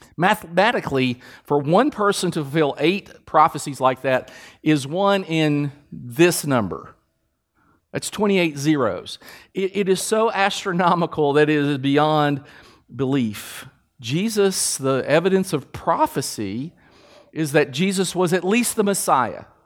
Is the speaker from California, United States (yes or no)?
no; Kentucky, United States; We're from Kentucky.